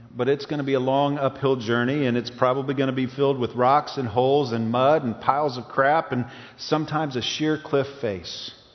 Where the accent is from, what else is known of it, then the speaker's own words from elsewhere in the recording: East Tennessee, United States; growing up in East Tennessee